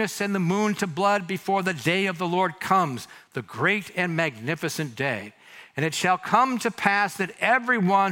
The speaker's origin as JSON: {"language": "English", "town": "Mountain View", "region": "California", "country": "United States", "tie": "born or raised there", "said": "I not only grew up here, I was born here"}